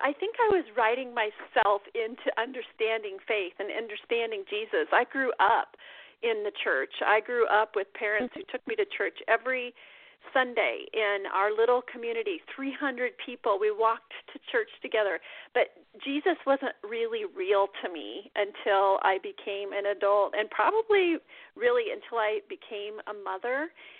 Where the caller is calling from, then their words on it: Iowa, United States; Yeah, I'm calling you from Iowa. It is snowy here. We are actually snowed in our house right now. It's like Snowmageddon. And I am a writer. I write from my farm.